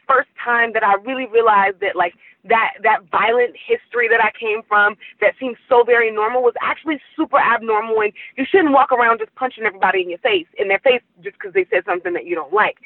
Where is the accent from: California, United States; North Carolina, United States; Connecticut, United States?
California, United States; Oakland; also born or lived in New Orleans; I'm from Oakland